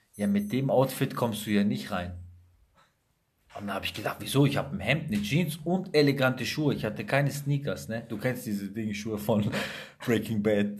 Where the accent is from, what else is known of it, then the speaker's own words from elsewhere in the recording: Sicily, Italy; now in Germany; ich bin aus Sizilien